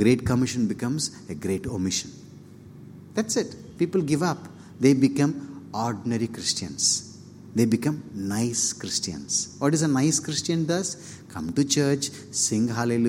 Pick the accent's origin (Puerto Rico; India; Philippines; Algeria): India; Polur, Tamil Nadu; English is a second language; moved away; I'm from Polur, which is a small town nearby Vellur, a village actually